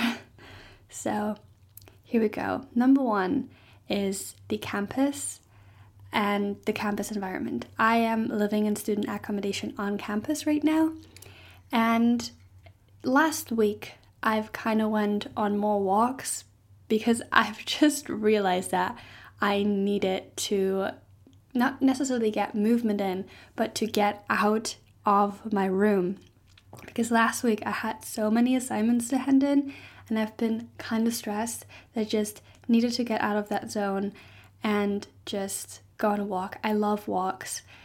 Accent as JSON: {"language": "English", "country": "Germany", "second_language": "English", "moved": "as an adult", "lives_now": "Stirling, United Kingdom", "said": "I am not Scottish, I'm actually German"}